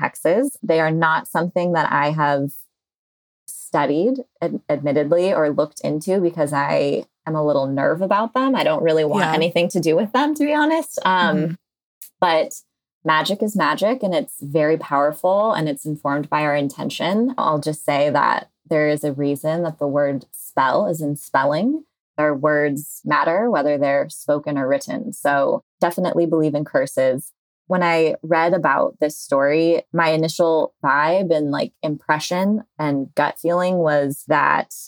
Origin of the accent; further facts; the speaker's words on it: Bay Area, California, United States; I am a Bay Area born and raised